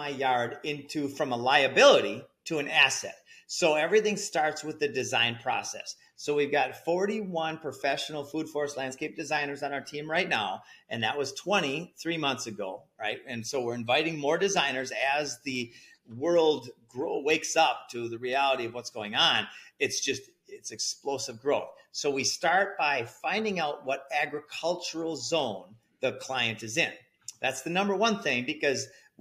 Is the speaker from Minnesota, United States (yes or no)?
yes; Minnesota, United States; also born or lived in Costa Rica; now in Central Florida, United States; So I'm in Central Florida. I lived 12 years in Costa Rica and I grew up in Minnesota